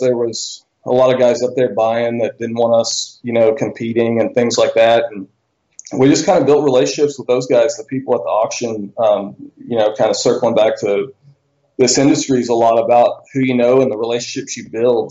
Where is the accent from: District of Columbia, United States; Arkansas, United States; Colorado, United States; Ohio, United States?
Arkansas, United States; Bentonville; I'm from Bentonville, Arkansas. I was born and raised here originally